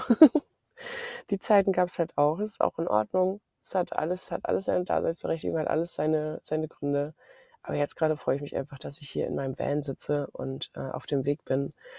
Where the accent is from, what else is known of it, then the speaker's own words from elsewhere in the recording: Mecklenburg-Vorpommern, Germany; ich komme aus Mecklenburg-Vorpommern